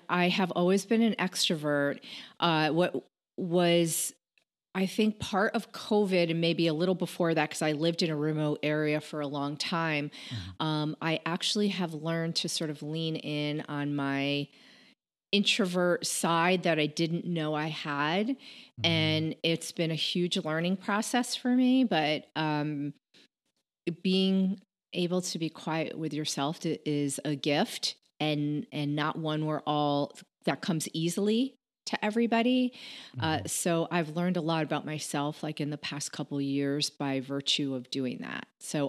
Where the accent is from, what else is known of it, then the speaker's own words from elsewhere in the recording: Connecticut, United States; moved away as an adult; now in Washington, D.C., United States; Born and raised in Connecticut, and got married there, raised my son there. My family's still there. So lots of roots in Connecticut.